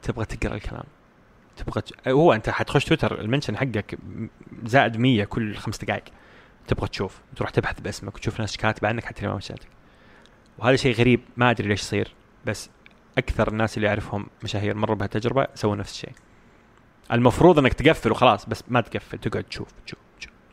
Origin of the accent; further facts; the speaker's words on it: Saudi Arabia; عندنا في السعوديه